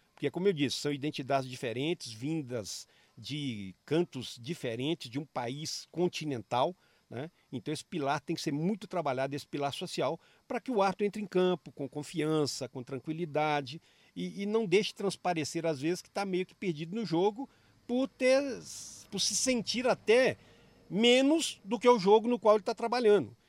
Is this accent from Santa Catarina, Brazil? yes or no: no; Minas Gerais, Brazil; como mineiro